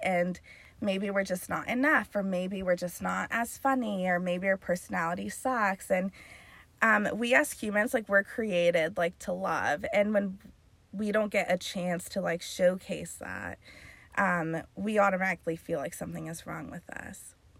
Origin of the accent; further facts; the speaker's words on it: Carlsbad, California, United States; born and raised in Carlsbad